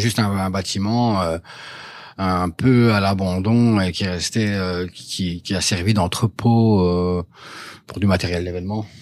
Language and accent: French; Dour, Wallonia, Belgium; moved away as an adult; now in Brussels, Belgium; je, suis du Borinage, donc je suis de, de Dour à la base. Je suis arrivé ici en 96